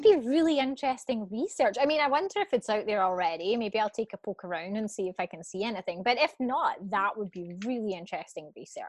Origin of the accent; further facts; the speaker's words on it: Scotland, United Kingdom; I grew up in Scotland, so, you know, we're the land of fish and chips and greasiness.